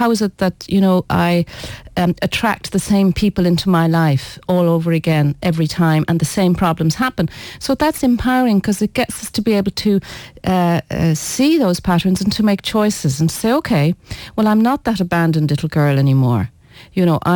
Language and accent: English; Ireland; I was born in Ireland, so let's say I'm a very Irish Breton